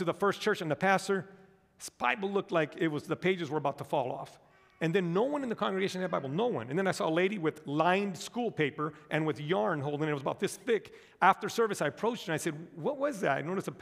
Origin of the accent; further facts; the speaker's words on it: United States; I was born and raised here in the United States of America.